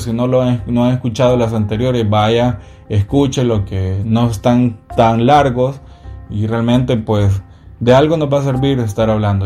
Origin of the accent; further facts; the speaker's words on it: El Salvador; mi país, que es El Salvador